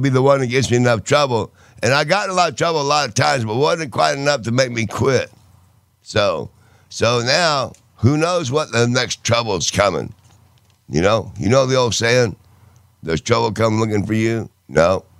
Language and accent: English; England, United Kingdom; I'm from England.